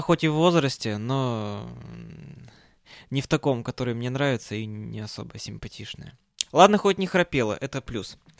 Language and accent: Russian; Perm, Perm Krai, Russia; когда я улетал из Перми, а, температура у нас на Западном Урале опустилась до минус тридцати семи градусов